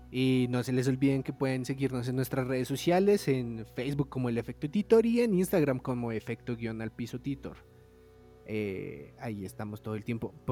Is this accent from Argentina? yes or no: no; Colombia; como dicen aquí en mi bello país.